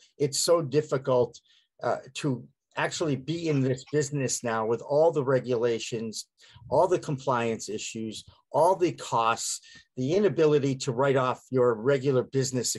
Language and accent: English; Boston, Massachusetts, United States; I'm from Boston